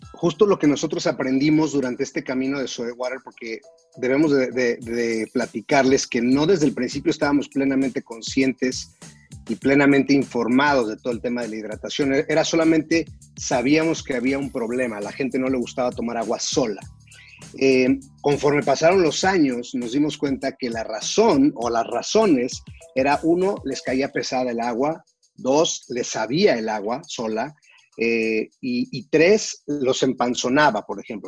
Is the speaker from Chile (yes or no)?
no; Mexico; en mi país